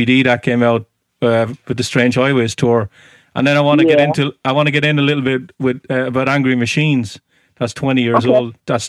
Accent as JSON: {"language": "English", "country": "Ireland", "accent": "Irish", "moved": "yes", "said": "I'm from Ireland, 100%."}